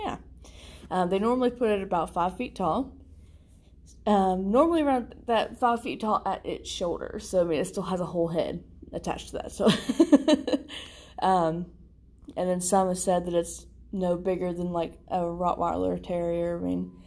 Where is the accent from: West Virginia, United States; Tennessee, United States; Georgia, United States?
West Virginia, United States; my hometown